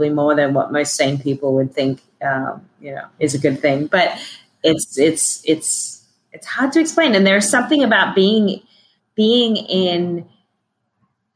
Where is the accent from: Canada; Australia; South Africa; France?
Australia; I was fortunate a little bit in being Australian